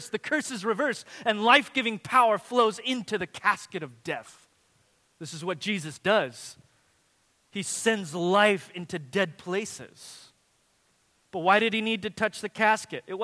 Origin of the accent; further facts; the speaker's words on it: Watsonville, California, United States; I remember as a kid in my hometown of Watsonville, this is the only, the only town in its, in its county that allowed fireworks.